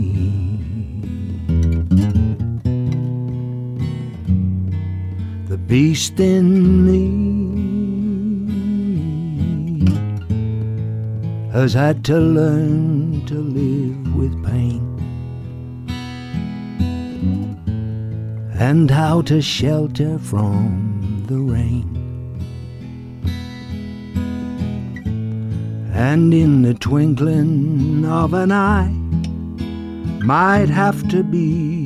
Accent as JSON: {"language": "English", "country": "United Kingdom", "said": "us Brits"}